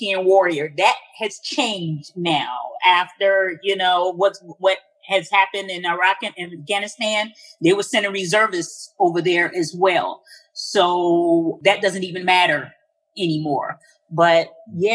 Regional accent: Chicago, Illinois, United States; moved away as an adult; also born or lived in Overland Park, Kansas / New York City; now in New Hampshire, United States; I am originally from Chicago, born and raised in Chicago

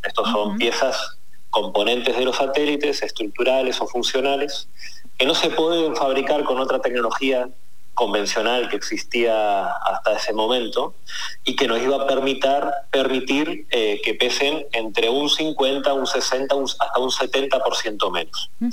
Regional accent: Argentina; como argentino

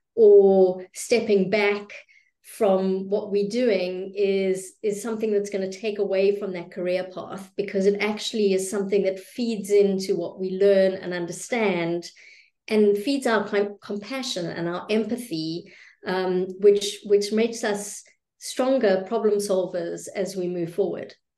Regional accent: South Africa; I am South African by birth

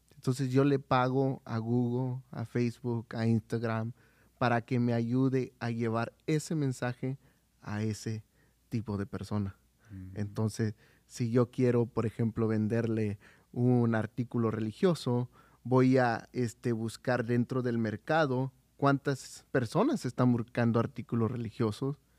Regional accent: Oaxaca, Mexico; soy de Oaxaca

